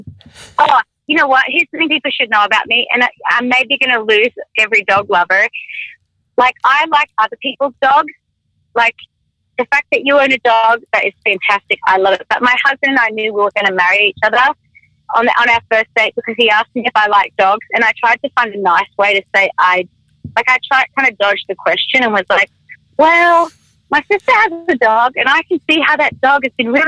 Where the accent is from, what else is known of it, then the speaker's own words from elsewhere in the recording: Australia; I'm Australian